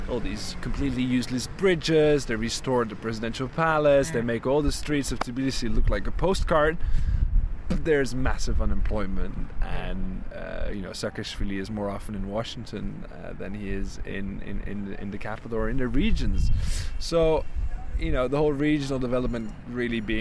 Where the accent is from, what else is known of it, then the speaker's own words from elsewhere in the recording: Burgundy, Bourgogne-Franche-Comté, France; now in Russia; I was born in Burgundy in France